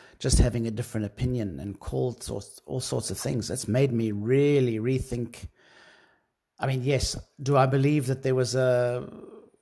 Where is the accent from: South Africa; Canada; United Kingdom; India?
South Africa; being a South African myself